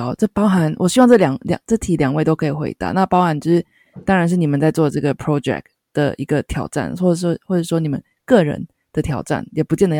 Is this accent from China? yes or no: no; Taiwan; 身为台湾人很骄傲。